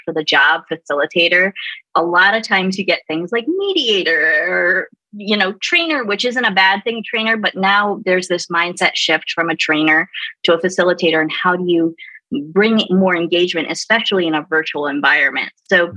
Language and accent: English; Baltimore, Maryland, United States; now in San Antonio, United States; I'm originally from Baltimore